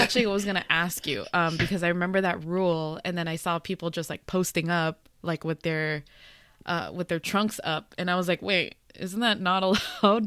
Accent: United States; also born or lived in Los Angeles, United States; speaking as a Filipino American

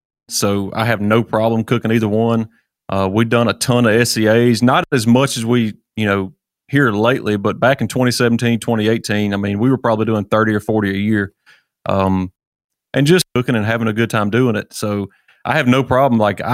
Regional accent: Hernando, Mississippi, United States; I'm from Hernando, Mississippi.

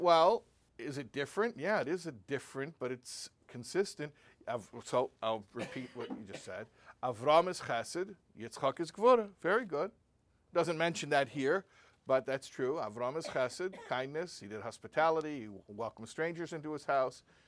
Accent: United States; I'm an American boy and I speak English

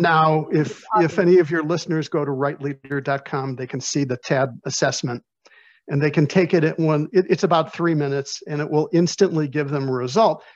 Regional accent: Chicago, Illinois, United States; I'm from Chicago

